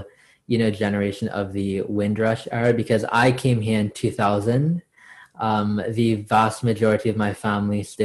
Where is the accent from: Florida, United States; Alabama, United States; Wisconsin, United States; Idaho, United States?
Florida, United States; South; also born or lived in Trinidad; I was born in Trinidad. I am of Indian descent. I moved to Florida in the United States when I was 4 years old. Oh, actually, 3.5